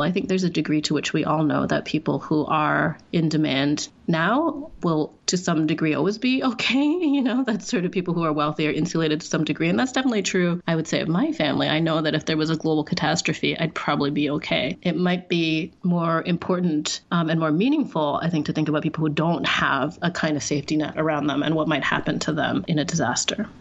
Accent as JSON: {"language": "English", "country": "Singapore", "tie": "born or raised there", "moved": "as an adult", "lives_now": "Canada", "said": "i'm also mixed race and i grew up in singapore i'm chinese and i'm white white. And when I was growing up in Singapore, everyone thought I was white. And then I moved to Canada as an adult"}